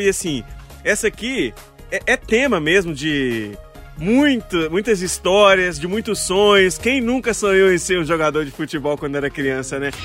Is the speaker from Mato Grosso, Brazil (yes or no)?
no; Mariana, Minas Gerais, Brazil; lá em Mariana, que é onde eu nasci, cresci é, boa parte da vida.